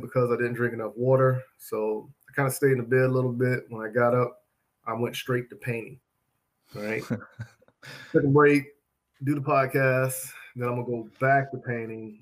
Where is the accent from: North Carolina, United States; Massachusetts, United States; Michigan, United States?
North Carolina, United States; Charlotte; my neighborhood where I grew up at in Charlotte